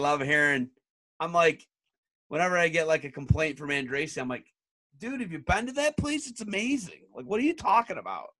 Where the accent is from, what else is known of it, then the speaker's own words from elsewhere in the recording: Northwest Ohio, United States; I'm from Northwest Ohio.